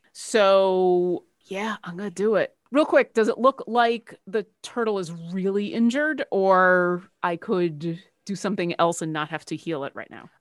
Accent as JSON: {"language": "English", "town": "Buffalo", "region": "New York", "country": "United States", "tie": "born or raised there", "said": "I grew up in Buffalo, and I'm married to a Canadian"}